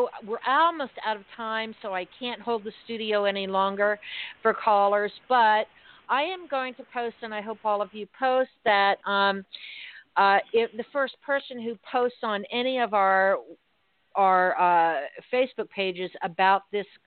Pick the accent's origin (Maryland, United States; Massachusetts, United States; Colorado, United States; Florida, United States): Massachusetts, United States; Worcester; So my folks were from Worcester. We're from Worcester